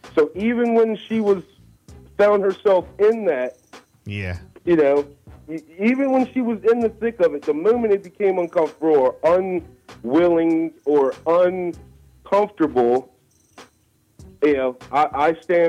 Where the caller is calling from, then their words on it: Selbyville, Delaware, United States; Selbyville, Delaware.